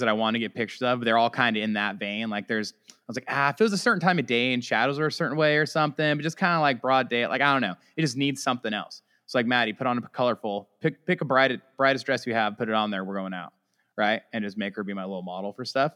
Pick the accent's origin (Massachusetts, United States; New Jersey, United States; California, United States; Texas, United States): California, United States; we're just both from California.